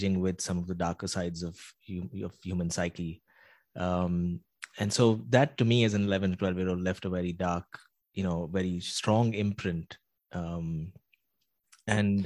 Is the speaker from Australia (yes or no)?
no; Mumbai, Maharashtra, India; as a five-year-old growing up in Mumbai